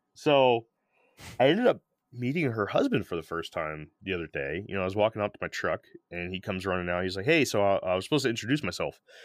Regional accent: St. Petersburg, Florida, United States; I'm from Saint Pete

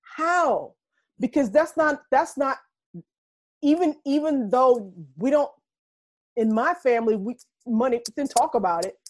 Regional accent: Reidsville, North Carolina, United States; moved away as an adult; also born or lived in Norfolk, Virginia / Brooklyn, New York; now in Harlem, New York, United States; I'm a transplant from North Carolina

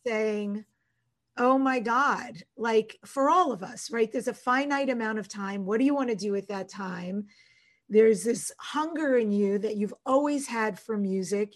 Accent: North Bellmore, New York, United States; I'm originally from North Belmore, Long Island, in New York

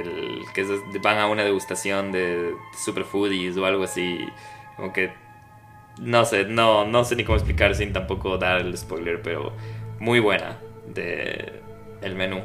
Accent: Ecuador; moved away; soy de Ecuador

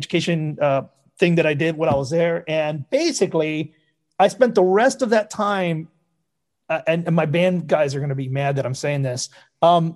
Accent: Havana, Cuba; now in United States; I'm Cuban American. So, you know, I was born in Havana. I came here

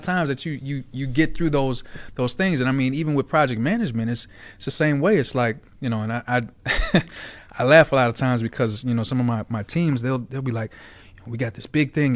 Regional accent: Aurora, Illinois, United States; also born or lived in Naperville, Illinois / Georgia; I grew up in Aurora, in Naperville

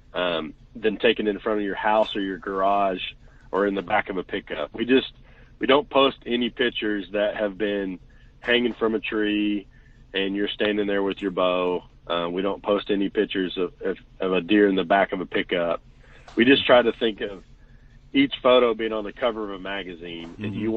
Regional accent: Chickasha, Oklahoma, United States; now in Washington, Oklahoma, United States; I'm originally from Chickasha, Oklahoma

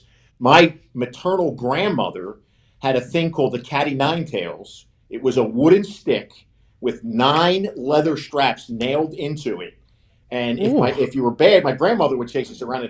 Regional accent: Philadelphia, Pennsylvania, United States; now in Florida, United States; I was born and raised in South Philadelphia in a very ethnic neighborhood

